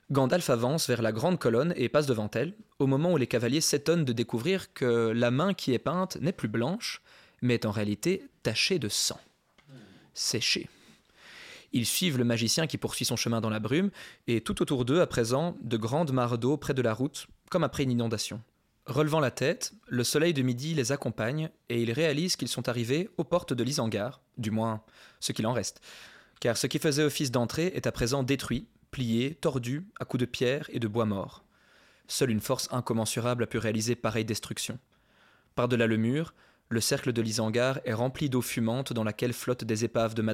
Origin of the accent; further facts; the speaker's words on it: Paris, Île-de-France, France; suis parisien